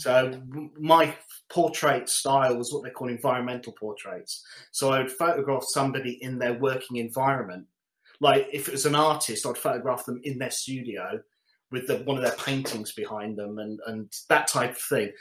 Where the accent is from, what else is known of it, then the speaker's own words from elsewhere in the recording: London, United Kingdom; also born or lived in Coventry; I was born in Coventry, moved to London, Wembley, and went to secondary school